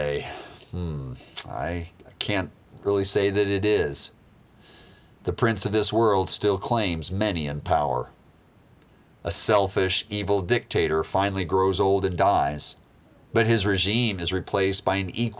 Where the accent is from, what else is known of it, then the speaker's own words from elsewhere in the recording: United States; I'm an American